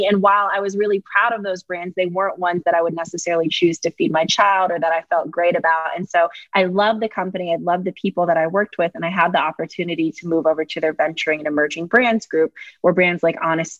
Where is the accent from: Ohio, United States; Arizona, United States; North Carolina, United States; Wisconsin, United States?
North Carolina, United States; Fayetteville; I'm from Fayetteville, North Carolina